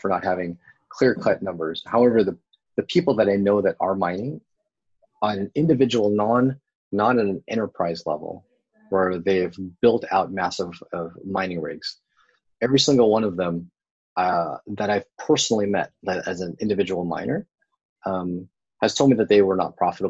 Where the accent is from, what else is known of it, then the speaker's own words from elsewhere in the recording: Bay Area, California, United States; now in San Diego, United States; I grew up in the Bay Area, and I love living here in San Diego